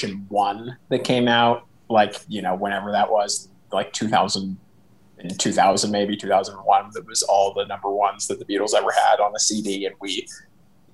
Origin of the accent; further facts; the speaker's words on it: Los Angeles, California, United States; also born or lived in Santa Barbara, California; I grew up here in Los Angeles, and also partly in Santa Barbara, which is like just north of here where my dad is from.